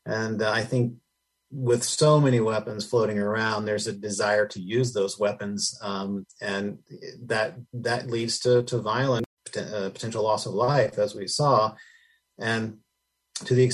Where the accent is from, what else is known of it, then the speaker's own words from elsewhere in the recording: Tennessee, United States; moved away; I'm from Tennessee originally